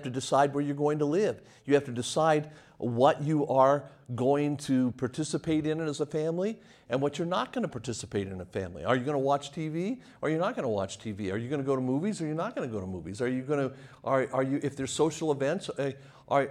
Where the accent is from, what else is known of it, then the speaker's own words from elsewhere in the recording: Las Vegas, Nevada, United States; moved away; also born or lived in Lynchburg, Virginia; I left Las Vegas, Nevada